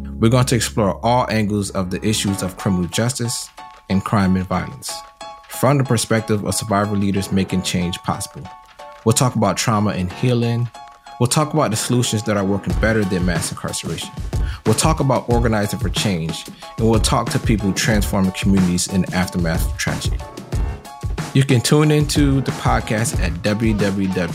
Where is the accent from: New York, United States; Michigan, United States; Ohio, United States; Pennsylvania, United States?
Michigan, United States; Detroit; also born or lived in Hartford, Connecticut; I grew up in Hartford, Connecticut, uh, and spent most of my childhood in Detroit, Michigan